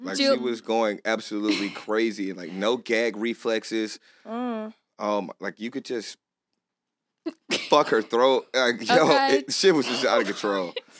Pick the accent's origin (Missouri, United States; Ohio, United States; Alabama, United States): Alabama, United States; now in Los Angeles, United States; I'm from Alabama.